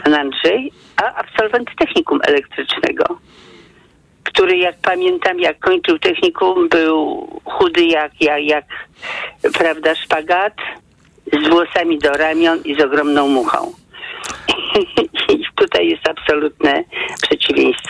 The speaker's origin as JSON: {"language": "Polish", "region": "Podlaskie Voivodeship", "country": "Poland", "tie": "born or raised there", "moved": "yes", "lives_now": "Warsaw, Poland", "said": "ja się wychowałam na, na Podlasiu"}